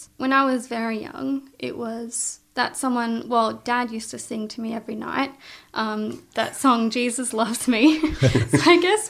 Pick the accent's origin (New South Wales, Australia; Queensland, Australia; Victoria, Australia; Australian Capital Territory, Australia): Queensland, Australia; Gold Coast; also born or lived in Sydney; When I was 7, we moved from Sydney to the Gold Coast.